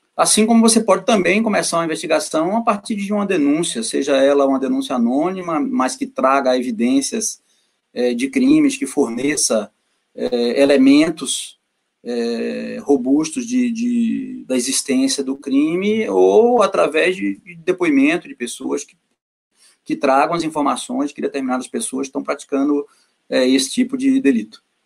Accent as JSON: {"language": "Portuguese", "region": "Northeast Region", "country": "Brazil", "said": "eu sou nordestino"}